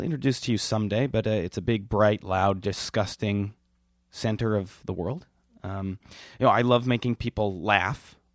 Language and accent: English; Milwaukee, Wisconsin, United States; I'm from Milwaukee